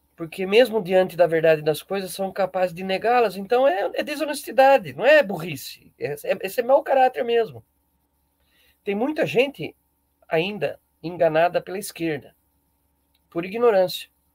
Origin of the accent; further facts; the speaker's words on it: Brazil; abençoados somos nós brasileiros